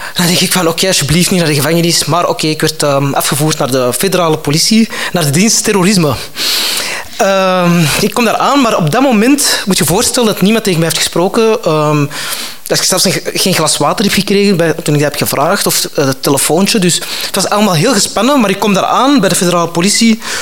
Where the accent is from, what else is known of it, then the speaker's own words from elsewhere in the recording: Antwerp, Flanders, Belgium; ik kom van Antwerpen. Uh, dus dat is zo over de Schelde